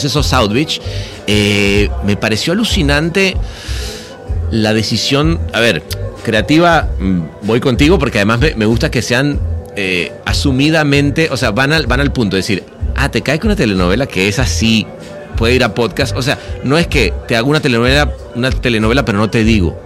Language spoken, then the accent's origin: Spanish; Venezuela; de chico en Venezuela